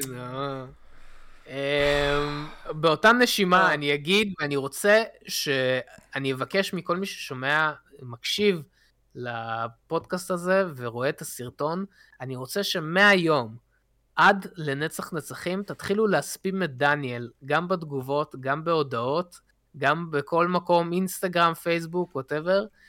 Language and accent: Hebrew; Israel; כשהייתי קטן בארץ